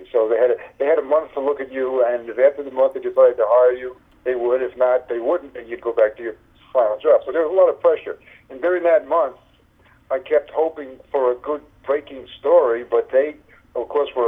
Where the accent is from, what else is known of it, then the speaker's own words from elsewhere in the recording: New York City, New York, United States; I came from Brooklyn, uh, New York, from a, from like a, like a left wing family.